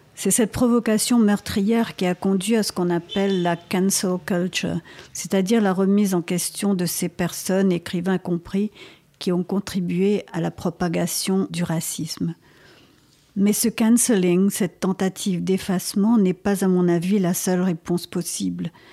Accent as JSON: {"language": "French", "country": "Mauritius", "tie": "born or raised there", "first_language": "Creole", "said": "ma langue maternelle, et quand je dis que c'est le créole et le français"}